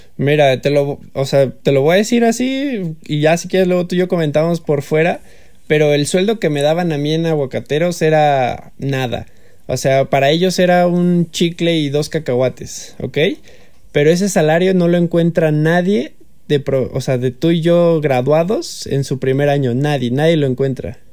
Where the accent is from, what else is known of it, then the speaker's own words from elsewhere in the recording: Mexico; más como mexicano